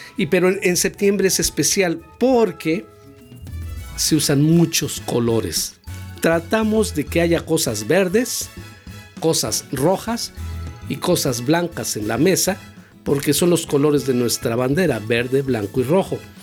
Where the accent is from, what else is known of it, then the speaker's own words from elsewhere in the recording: Mexico; Esos somos los mexicanos